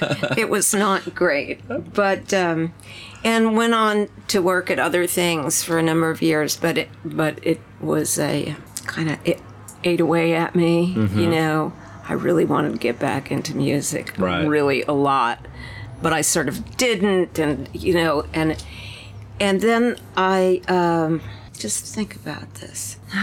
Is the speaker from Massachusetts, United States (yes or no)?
no; Long Island, New York, United States; Well, I was born in New York City, but we didn't actually live there. We lived in Long Island, you know, 20 or 30 miles away.